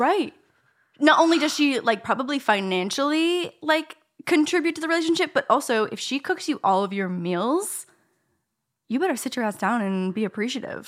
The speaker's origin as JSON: {"language": "English", "country": "Canada", "said": "I'm Canadian"}